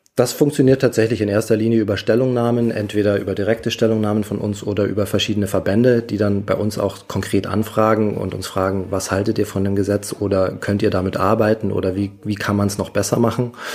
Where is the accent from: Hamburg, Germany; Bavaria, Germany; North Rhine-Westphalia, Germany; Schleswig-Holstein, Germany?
Bavaria, Germany; Munich; Ich persönlich als Münchner